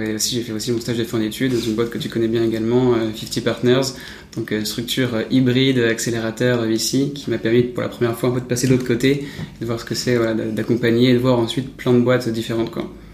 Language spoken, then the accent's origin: French; Paris, Île-de-France, France; Je suis né à, Paris